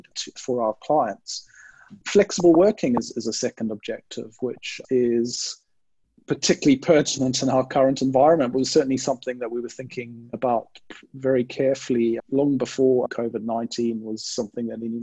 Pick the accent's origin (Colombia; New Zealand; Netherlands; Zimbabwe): Zimbabwe; also born or lived in United Kingdom; now in Sydney, Australia; I'm originally from Zimbabwe in Southern Africa. So people, if people are wondering about the strange accent, hopefully that will explain it.